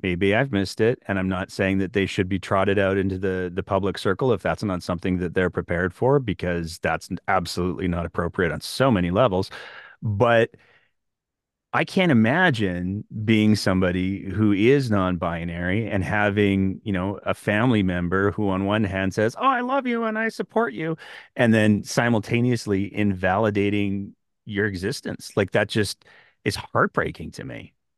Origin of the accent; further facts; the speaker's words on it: Northern Alberta, Canada; I grew up in Northern Alberta